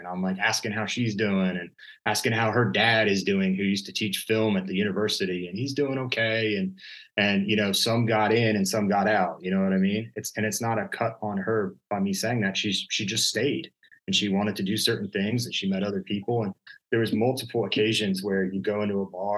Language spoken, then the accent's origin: English; Wilmington, North Carolina, United States; moved away as an adult; also born or lived in Maryland; now in Annapolis, United States; I was born in Maryland, but I feel like I came of age and I was born the most in North Carolina.